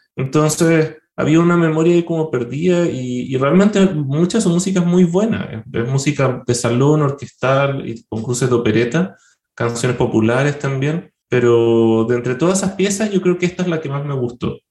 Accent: Valdivia, Los Ríos, Chile; yo soy de provincia, soy de Valdivia, que es una ciudad que siempre ha tenido mucha música, pero por lo menos cuando yo era chico, en los 80, 90, no había una orquesta estable

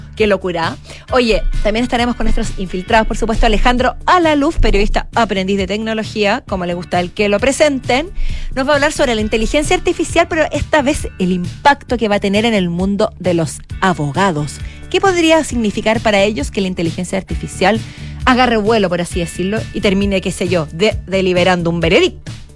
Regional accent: Chile

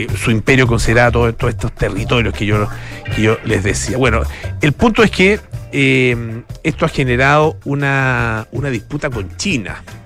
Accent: Chile; como americanos, menos como chilenos

